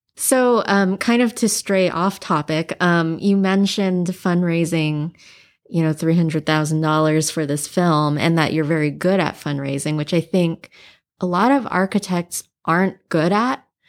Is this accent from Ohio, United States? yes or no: no; Hawaii, United States; I grew up in Hawaii and it's a very mixed place